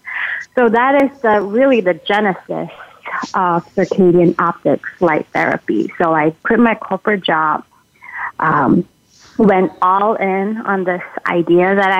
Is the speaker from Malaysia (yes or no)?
yes; Malaysia; now in Minnesota, United States; I'm originally from Malaysia